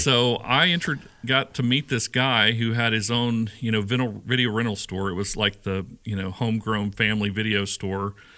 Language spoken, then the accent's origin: English; Shreveport, Louisiana, United States; moved away as an adult; also born or lived in Sedalia, Missouri / Warrensburg, Missouri; now in Nashville, United States; growing up in Shreveport